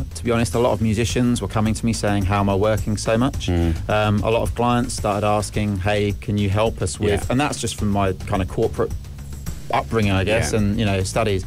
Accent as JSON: {"language": "English", "region": "West London", "country": "United Kingdom", "tie": "born or raised there", "moved": "as an adult", "lives_now": "United Arab Emirates", "said": "I grew up just outside London, West London."}